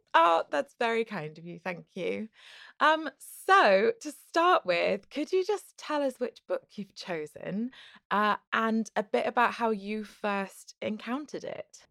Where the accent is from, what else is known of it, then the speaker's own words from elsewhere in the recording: United Kingdom; as a British person